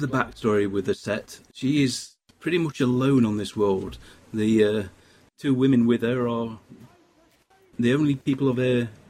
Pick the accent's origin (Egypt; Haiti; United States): Egypt; I am from Egypt. Therefore, I understand Egyptian.